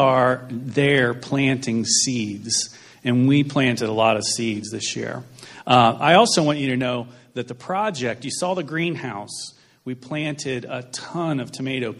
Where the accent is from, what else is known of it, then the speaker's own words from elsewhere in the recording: United States; We're from the United States.